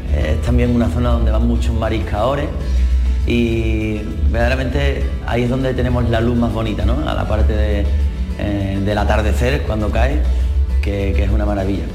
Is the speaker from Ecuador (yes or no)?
no; Isla Cristina, Andalusia, Spain; es Isla Cristina, mi tierra donde tengo a la gente que quiero, podría decir muchos rinconcitos de, allí mismo, la parte del espigón, la parte del punterito, que es donde yo me, he bañado desde muy pequeño